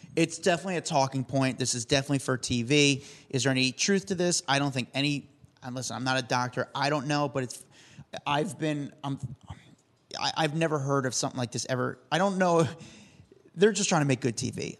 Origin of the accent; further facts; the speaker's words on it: Union, New Jersey, United States; my hometown of Union, New Jersey